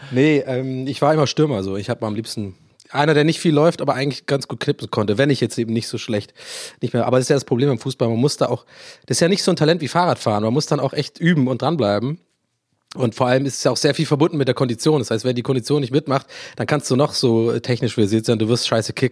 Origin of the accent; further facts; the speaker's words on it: Ireland; accent: Irish; Und mein echter Akzent ist ja wirklich tatsächlich irisch. Also ich bin ja in Irland geboren und aufgewachsen.